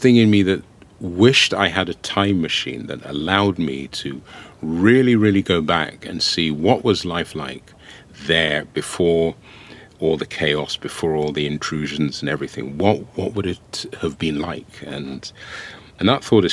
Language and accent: English; England, United Kingdom; also born or lived in Ohafia, Nigeria (ancestral village); I was born in England